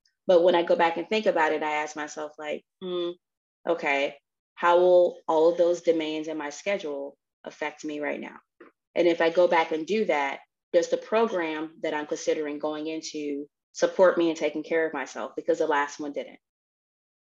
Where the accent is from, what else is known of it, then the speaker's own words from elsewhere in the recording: Tennessee, United States; I'm from Tennessee